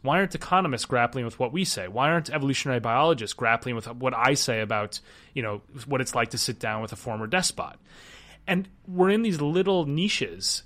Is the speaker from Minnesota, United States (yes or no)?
yes; Minneapolis, Minnesota, United States; I grew up skiing. I'm, I'm from Minnesota. I grew, I started skiing when I was three, and my high school sport was downhill ski racing.